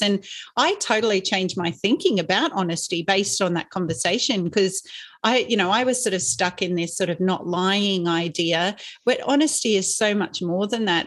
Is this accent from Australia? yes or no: yes; Inverell, New South Wales, Australia; when I was growing up in Inverell, which is in Western New South Wales